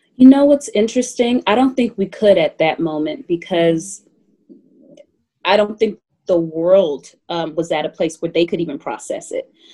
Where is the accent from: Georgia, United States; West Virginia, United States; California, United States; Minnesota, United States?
Georgia, United States; Atlanta; I grew up in Atlanta, Georgia